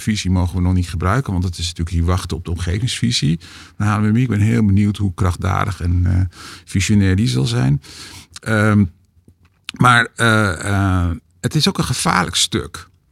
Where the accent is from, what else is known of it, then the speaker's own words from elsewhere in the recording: Hoofddorp, North Holland, Netherlands; waar ik ben opgegroeid